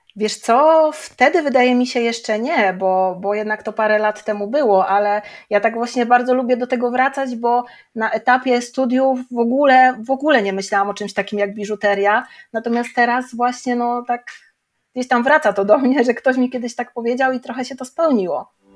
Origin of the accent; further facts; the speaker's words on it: Żary, Lubusz Voivodeship, Poland; moved away as an adult; now in Zielona Góra, Poland; ja ogólnie jestem z Żar